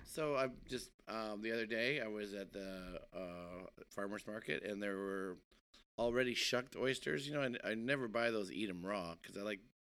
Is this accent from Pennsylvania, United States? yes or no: no; Milwaukee, Wisconsin, United States; moved away; also born or lived in Brooklyn, New York; I'm from Wisconsin originally